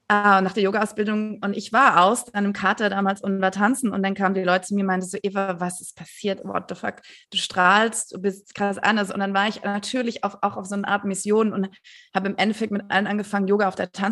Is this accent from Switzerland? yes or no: no; Stuttgart, Baden-Württemberg, Germany; now in Berlin, Germany; ich bin in Stuttgart aufgewachsen. Ich habe immer versucht, wegzugehen. Ich, ich, ich habe es nicht geschafft dort.